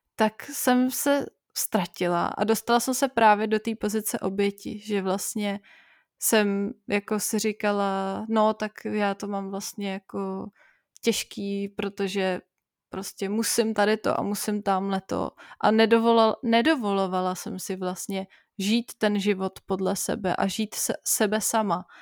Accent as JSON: {"language": "Czech", "country": "Czechia", "tie": "born or raised there", "also_born_or_lived": "Bavaria", "moved": "yes", "lives_now": "Germany", "said": "jsem se narodila jako Češka a musím přijmout, že jsem Češka"}